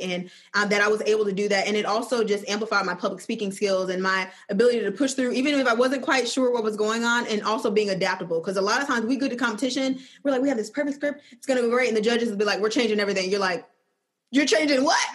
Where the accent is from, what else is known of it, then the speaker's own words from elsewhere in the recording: Flint, Michigan, United States; also born or lived in Georgia; now in Birmingham, United States; I'm originally from Flint, Michigan, and I'm currently living in Birmingham, Alabama